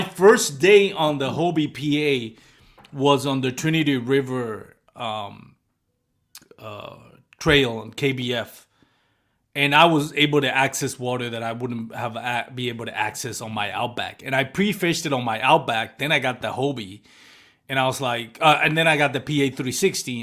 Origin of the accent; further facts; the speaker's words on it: Puerto Rico; I grew up in Puerto Rico